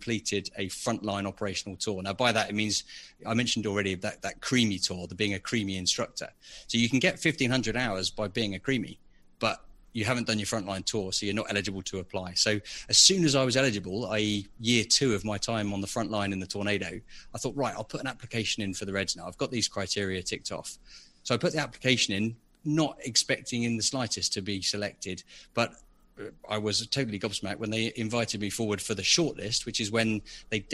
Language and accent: English; Biggin Hill, London, United Kingdom; moved away as an adult; now in Buckinghamshire, United Kingdom; I grew up in Biggin Hill, which I'm sure most of your listeners know is a very famous Second World War Battle of Britain airfield just outside London